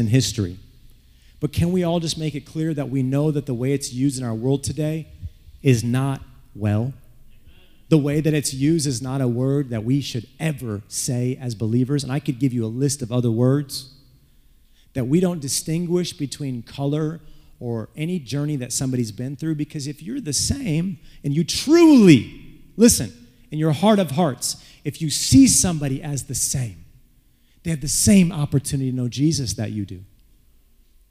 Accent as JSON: {"language": "English", "town": "Flint", "region": "Michigan", "country": "United States", "tie": "born or raised there", "said": "when I grew up in Flint"}